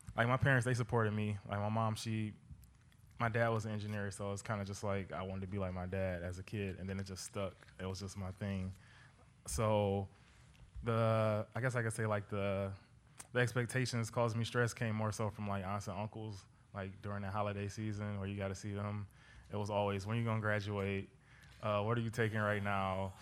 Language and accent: English; Detroit, Michigan, United States; I'm from Detroit. This is where my entire family is.